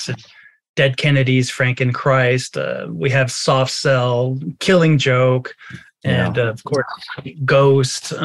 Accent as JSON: {"language": "English", "town": "Los Angeles", "region": "California", "country": "United States", "tie": "born or raised there", "said": "growing up in Hollywood as a young boy"}